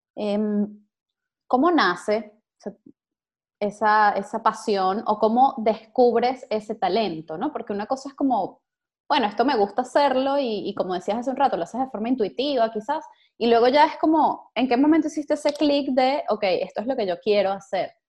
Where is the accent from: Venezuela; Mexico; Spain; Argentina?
Venezuela; moved away; tantos venezolanos que estamos por allí regados